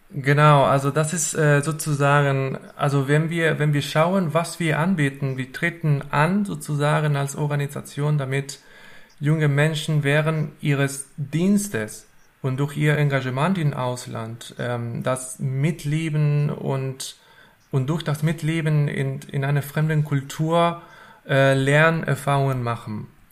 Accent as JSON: {"language": "German", "country": "Argentina", "also_born_or_lived": "Hannover, Germany / Marburg, Germany", "second_language": "German", "moved": "as an adult", "lives_now": "Wuppertal, Germany", "said": "ich bin nicht in Deutschland geboren und aufgewachsen. Ich komme ursprünglich aus Argentinien und wohne seit ähm, acht Jahren schon äh, in Deutschland."}